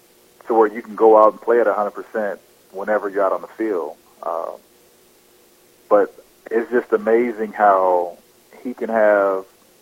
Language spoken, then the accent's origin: English; Texarkana, United States; there's a guy from my hometown back in Texarkana that followed me throughout sports.